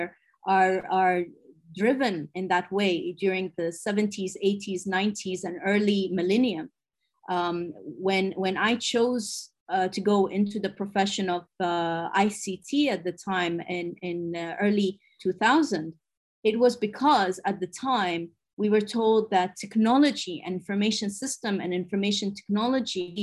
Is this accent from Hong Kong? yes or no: no; Abu Dhabi, United Arab Emirates; I'm from the United Arab Emirates, from the capital city of Abu Dhabi. I was born here and raised here.